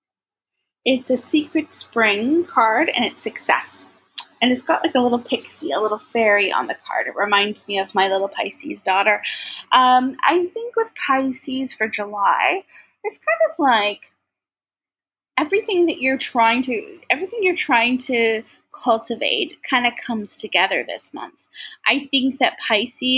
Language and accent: English; Maple Ridge, British Columbia, Canada